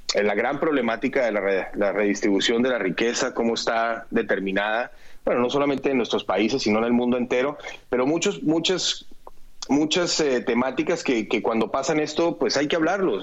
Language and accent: Spanish; Colombia; en mi país